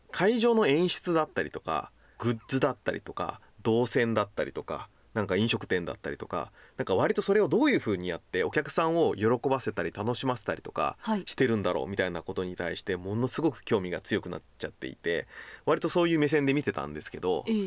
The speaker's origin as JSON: {"language": "Japanese", "region": "Kochi", "country": "Japan", "tie": "born or raised there", "moved": "yes", "said": "僕ね高知県の出身"}